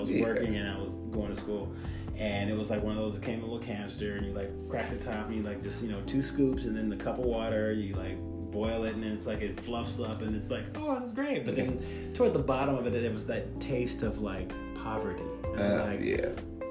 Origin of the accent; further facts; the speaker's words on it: Oakland, California, United States; moved away as an adult; also born or lived in San Diego; I moved away from Oakland to San Diego